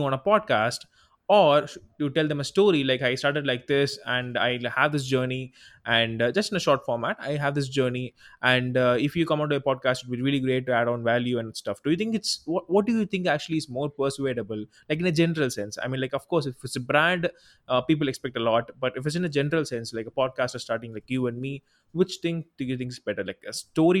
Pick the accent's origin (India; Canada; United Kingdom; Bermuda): India; I'm from India